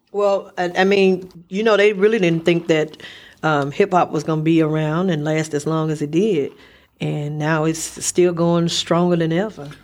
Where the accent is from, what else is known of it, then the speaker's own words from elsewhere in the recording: Memphis, Tennessee, United States; I'm from Memphis